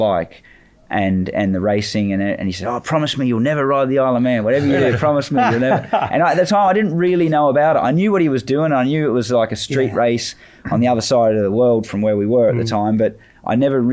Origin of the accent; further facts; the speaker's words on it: Australia; moved away as an adult; I'm still Australian